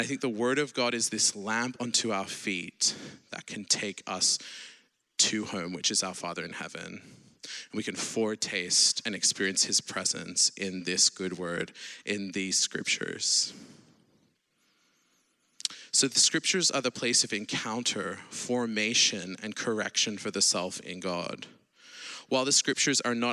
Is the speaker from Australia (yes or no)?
yes; Sydney, New South Wales, Australia; now in Oxford, United Kingdom; I'm not American, I'm Australian originally from Sydney, but I live in the UK in Oxford.